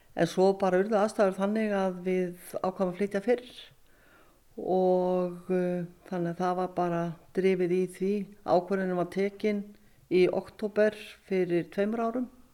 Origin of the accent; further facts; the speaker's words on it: Neskaupstaður, Eastern Region, Iceland; moved away as an adult; also born or lived in Norway; now in Laugarbakki, Iceland; er hjóknarfræðingur og fætt á uppalinn á Norfinni